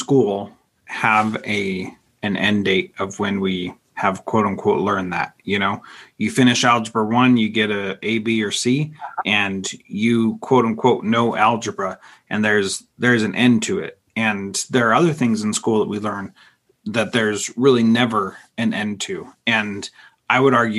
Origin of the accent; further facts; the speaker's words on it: the West, United States; I grew up in the West